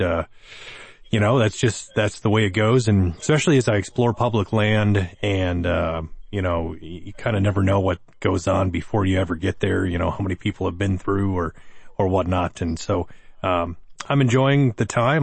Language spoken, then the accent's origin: English; Wisconsin, United States; we're from Wisconsin